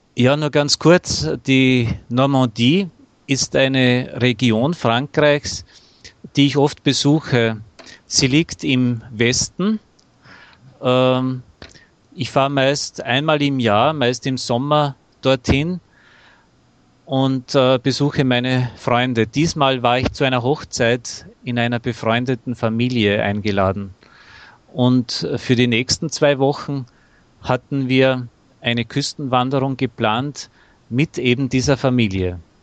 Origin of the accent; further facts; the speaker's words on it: Austria; nach Österreich zurückfuhr, ja. merkte ich, ähm, wie sehr ich mich doch nach meiner Heimat sehnte